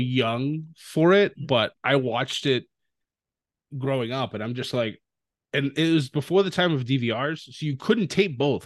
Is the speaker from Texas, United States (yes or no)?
no; near Worcester, Massachusetts, United States; Worcester, Massachusetts, which was right outside my hometown